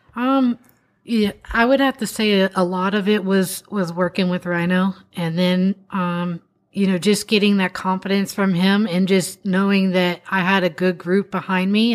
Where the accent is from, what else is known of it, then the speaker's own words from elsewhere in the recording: Florida, United States; we're from Florida